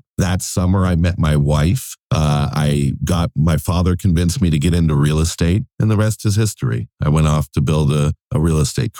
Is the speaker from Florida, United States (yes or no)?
yes; Fort Lauderdale, Florida, United States; moved away as an adult; also born or lived in New York; I grew up in Fort Lauderdale, Florida, with dreams of becoming a Hollywood filmmaker.